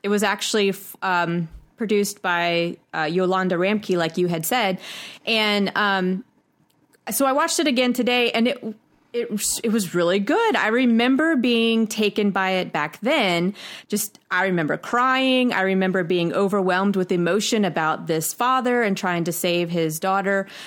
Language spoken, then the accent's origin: English; United States; We're from United States